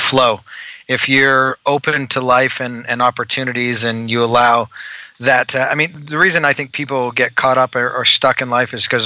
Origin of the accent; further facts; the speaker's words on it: Calgary, Alberta, Canada; moved away as an adult; now in Utah, United States; I'm originally from Calgary, Alberta, Canada